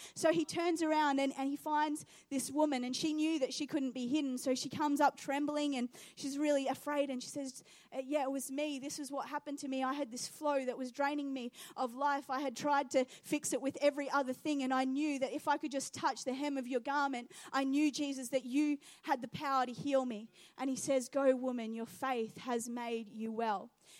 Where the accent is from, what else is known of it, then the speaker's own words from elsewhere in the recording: New Zealand; When I was younger, over in New Zealand, I grew up in New Zealand, and we used to go over to our friend's house